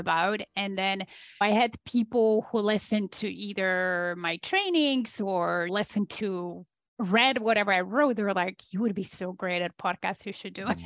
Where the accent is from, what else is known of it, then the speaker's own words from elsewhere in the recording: Poland; moved away as an adult; I am Polish originally, so I was born in Poland under communist regime still.